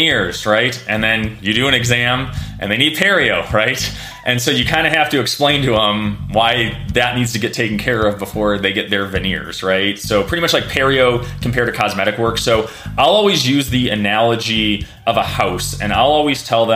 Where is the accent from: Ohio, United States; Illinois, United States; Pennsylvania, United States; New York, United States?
Illinois, United States; Chicago; I grew up in Chicago in the 90s